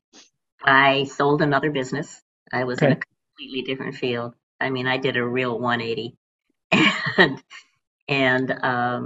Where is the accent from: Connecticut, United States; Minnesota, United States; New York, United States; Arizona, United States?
Arizona, United States; Phoenix; moved away as an adult; also born or lived in Illinois; I was born and raised in Phoenix